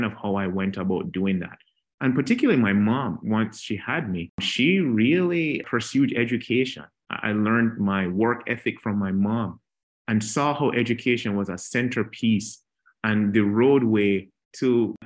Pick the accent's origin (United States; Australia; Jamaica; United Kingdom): Jamaica; a little kid growing up in Jamaica, not Jamaica, Queens in New York, but Jamaica, the island itself